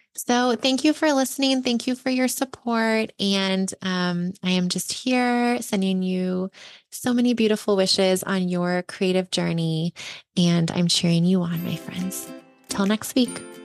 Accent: Ventura, California, United States; now in Bay Area, United States; my hometown of Ventura

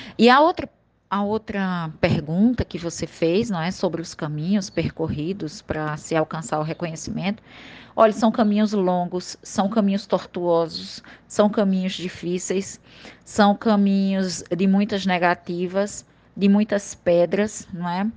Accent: Princesa Isabel, Paraíba, Brazil; now in João Pessoa, Brazil; da minha terra lá do interior de Princesa

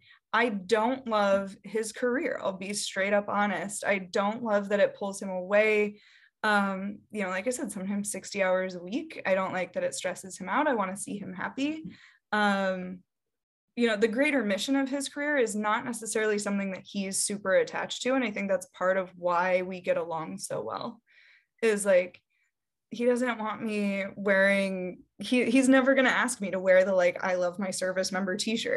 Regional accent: Midwest, United States; You know, I'm from the Midwest, and so you'll see like, I love my linemen or whatever.

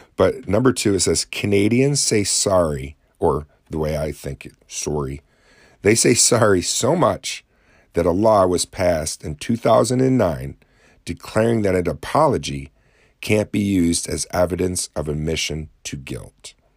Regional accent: Lake Ontario area, upstate New York, United States; when I tell people I'm from New York, they instantly think New York City.

